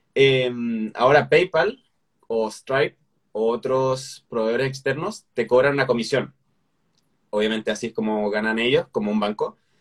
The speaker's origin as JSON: {"language": "Spanish", "country": "Chile", "said": "como chileno a veces no se me entiende"}